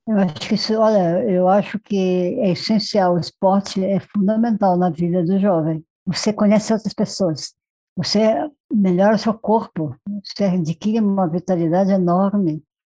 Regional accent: Marajó Island, Pará, Brazil; now in São Paulo, Brazil; eu nasci na Ilha de Marajó

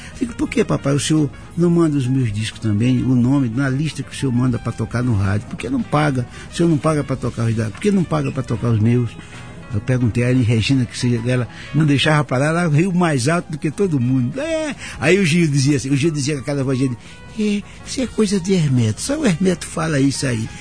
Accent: Arapiraca, Alagoas, Brazil; born or raised there; moved away

